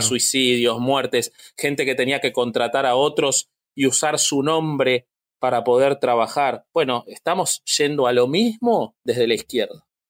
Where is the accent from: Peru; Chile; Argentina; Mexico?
Argentina; yo siendo de la Argentina